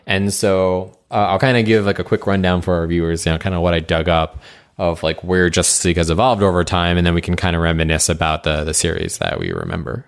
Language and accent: English; New England, United States; we grew up in New England